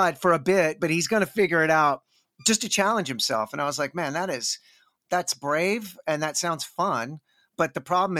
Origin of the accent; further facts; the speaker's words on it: Texas, United States; I'm from Texas, so of course I say everything like a fucking hick